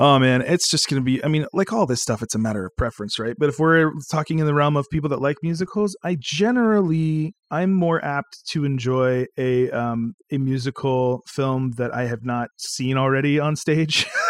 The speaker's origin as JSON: {"language": "English", "region": "North Carolina", "country": "United States", "tie": "born or raised there", "said": "we grew up in North Carolina"}